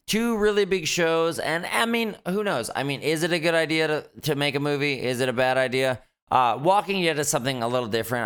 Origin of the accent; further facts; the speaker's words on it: Fort McMurray, Alberta, Canada; now in Vancouver, Canada; growing up in Fort Mac